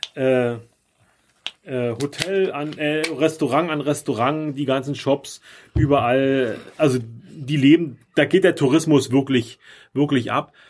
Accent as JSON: {"language": "German", "country": "Germany", "said": "als Deutscher ist man echt ein bisschen, ein bisschen sprachlich verloren"}